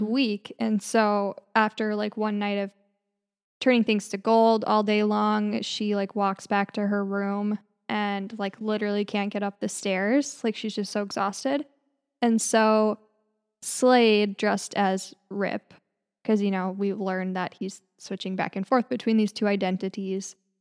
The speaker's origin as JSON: {"language": "English", "region": "northern Minnesota", "country": "United States", "tie": "born or raised there", "said": "We both grew up in northern Minnesota"}